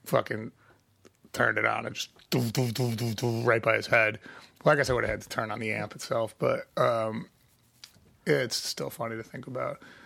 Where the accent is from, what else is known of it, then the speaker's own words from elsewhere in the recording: Chicago, Illinois, United States; I'm from Chicago because I'm not from the side of Chicago where people get murdered